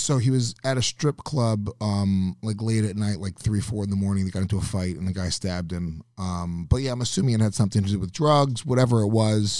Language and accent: English; New York, United States; I grew up like the suburbs, like an hour north of here, Rockland County.